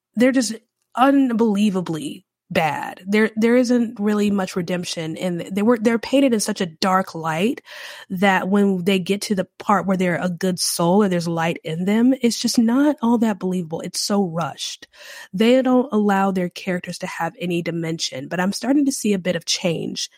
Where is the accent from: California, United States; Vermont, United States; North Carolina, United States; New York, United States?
North Carolina, United States; also born or lived in Louisiana; now in New Orleans, United States; I do live in Louisiana, and I'm from North Carolina